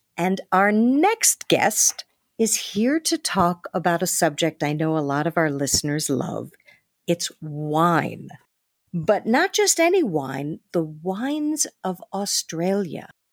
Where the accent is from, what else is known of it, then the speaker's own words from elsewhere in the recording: New York, United States; I was from New York